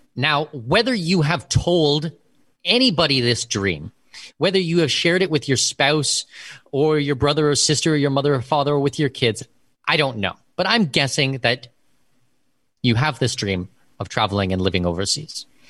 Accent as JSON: {"language": "English", "country": "Canada", "tie": "born or raised there", "also_born_or_lived": "Abu Dhabi, United Arab Emirates", "first_language": "English", "moved": "as an adult", "lives_now": "Panama", "said": "I was born and raised in Canada."}